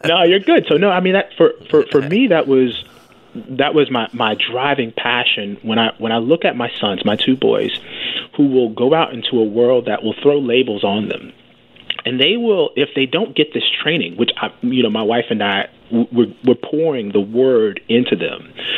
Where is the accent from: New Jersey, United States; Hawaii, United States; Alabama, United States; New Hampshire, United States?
Alabama, United States; I was born in Alabama, so I originated in Alabama.